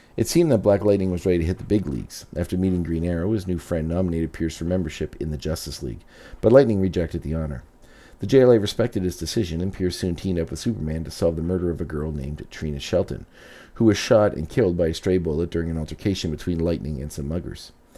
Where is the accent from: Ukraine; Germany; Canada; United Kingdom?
Canada; as a Canadian